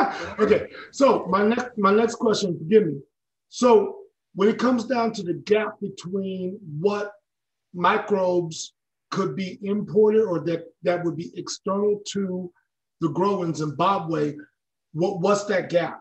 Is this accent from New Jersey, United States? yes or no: no; Alaska, United States; I'm from Alaska